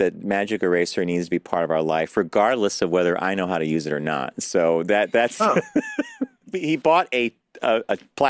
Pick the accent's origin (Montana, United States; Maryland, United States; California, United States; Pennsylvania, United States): Pennsylvania, United States; Pittsburgh; I was born in Pittsburgh, and that's where my mom is from.